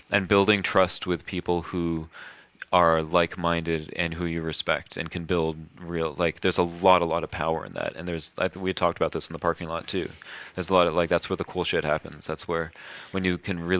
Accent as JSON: {"language": "English", "region": "New York", "country": "United States", "tie": "born or raised there", "said": "I'm a New Yorker. I'm born so I'm very honest"}